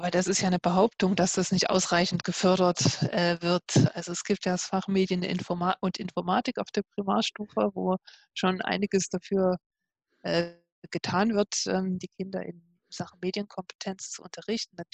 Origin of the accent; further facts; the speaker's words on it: Leipzig, Saxony, Germany; moved away as an adult; now in Switzerland; Ich komme ursprünglich aus Leipzig und habe dort studiert